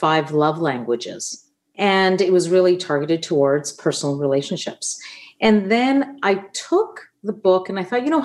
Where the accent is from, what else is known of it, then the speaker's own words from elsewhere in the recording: Winnipeg, Manitoba, Canada; first language Italian; English is a second language; my first language was in fact Italian. So I learned English when I went to kindergarten. And then growing up in St. Boniface